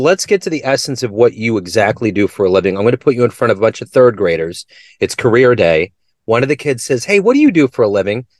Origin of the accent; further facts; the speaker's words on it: Liberty, Missouri, United States; Yeah, I grew up in Liberty, just right outside of Kansas City